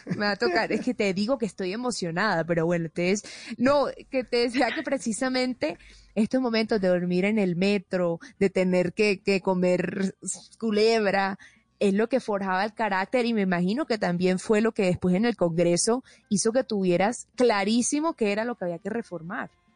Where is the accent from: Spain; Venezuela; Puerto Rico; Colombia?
Colombia; Colombian Caribbean coast; accent: costeño; mi acento costeño